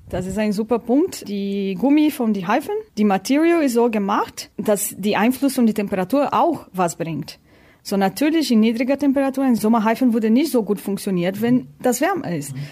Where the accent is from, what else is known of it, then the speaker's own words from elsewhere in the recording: Brazil; German is a second language; moved away as an adult; also born or lived in Hannover, Germany; now in Germany; Ich komme aus Brasilien